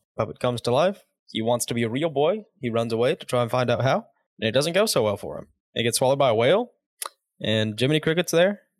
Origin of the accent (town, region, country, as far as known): United States